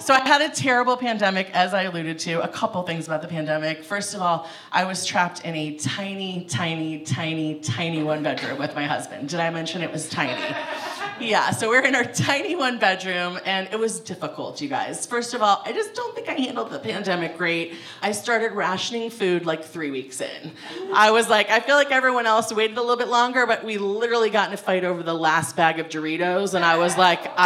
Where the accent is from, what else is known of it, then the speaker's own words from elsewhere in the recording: Ohio, United States; moved away; I'm from Ohio